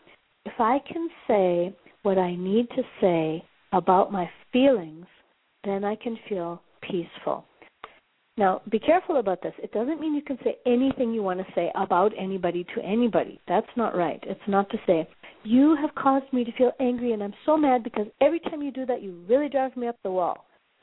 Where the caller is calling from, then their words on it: Johannesburg, Gauteng, South Africa; I'm calling you from Johannesburg, South Africa.